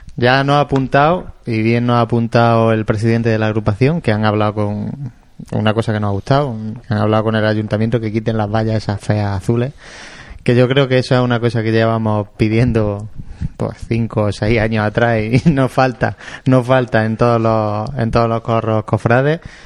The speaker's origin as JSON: {"language": "Spanish", "town": "Jaén", "region": "Andalusia", "country": "Spain", "said": "en Jaén somos de Jaén"}